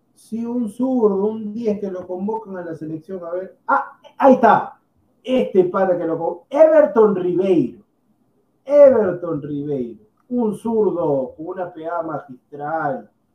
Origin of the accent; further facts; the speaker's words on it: Peru; nosotros somos peruanos también